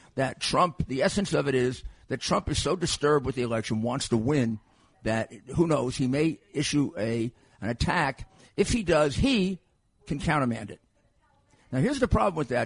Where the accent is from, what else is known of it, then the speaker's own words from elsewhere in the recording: New York, United States; I'm from New York